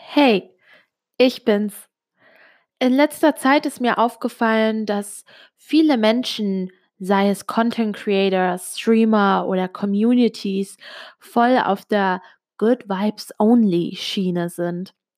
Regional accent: Switzerland; first language Italian; German is a second language; Du musst wissen, ich bin Italienerin. Bin in der Schweiz geboren und aufgewachsen. Ähm, Muttersprache war aber immer Italienisch

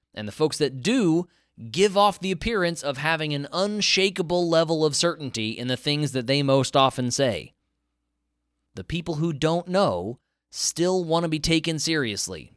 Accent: American South, United States; I grew up in the American South

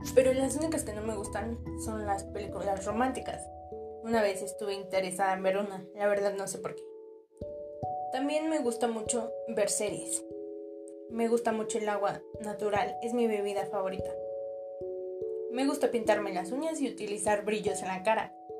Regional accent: Mexico; soy orgullosamente mexicana por haber tenido la suerte de nacer en México lindo y querido

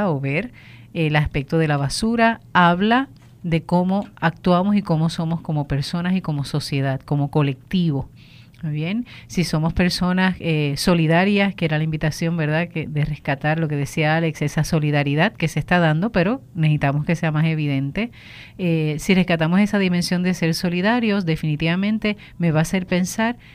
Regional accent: Puerto Rico; es nuestra herencia como puertorriqueños, somos orgullosísimos de nuestras costas

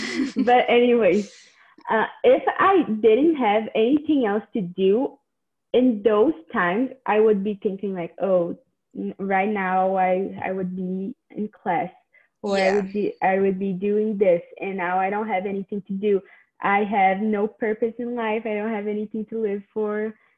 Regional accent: Canada; I used to think that like my whole identity was being a Canadian high schooler. So I always thought like, oh, I'm different. I'm a Canadian high schooler or something.

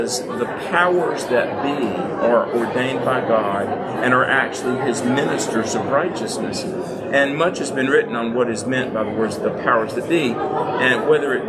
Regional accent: North Carolina, United States; I grew up in North Carolina.

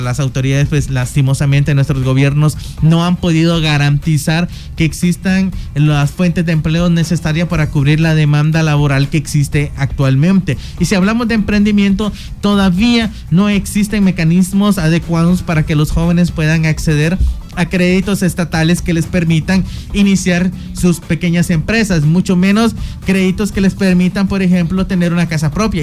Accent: Guatemala; nos ha tocado afrontar como guatemaltecos

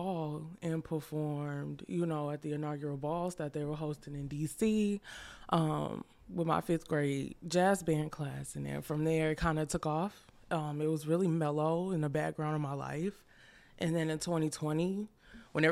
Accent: Houston, Texas, United States; I'm from Houston. I've been here all my life.

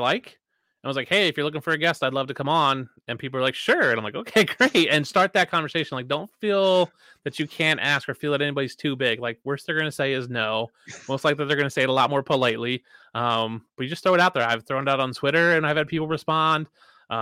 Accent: Philadelphia, Pennsylvania, United States; now in Madison, United States; I'm from Philadelphia originally, live in Madison, Wisconsin now. So like, we grew up close to each other, you know, the same area

